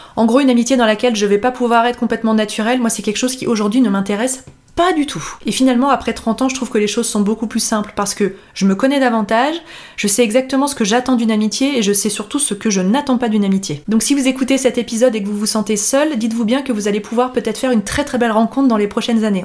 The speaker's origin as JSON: {"language": "French", "town": "Annecy", "region": "Auvergne-Rhône-Alpes", "country": "France", "also_born_or_lived": "Lyon", "moved": "as an adult", "said": "moi je venais d'Annecy et on s'est retrouvés à Lyon"}